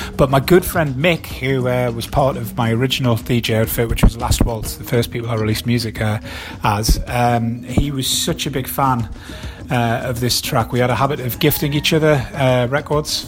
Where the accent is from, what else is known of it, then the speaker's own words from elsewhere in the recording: Wallsend, North East England, United Kingdom; my hometown in Walls End